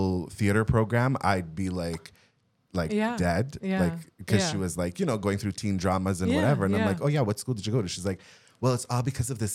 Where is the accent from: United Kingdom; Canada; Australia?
Canada; Laval, Quebec; now in Montreal, Canada; I moved downtown from Chomedey